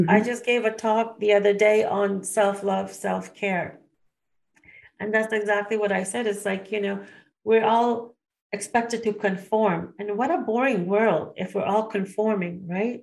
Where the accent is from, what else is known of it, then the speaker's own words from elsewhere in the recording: United States; As an Indian woman growing up in the U.S.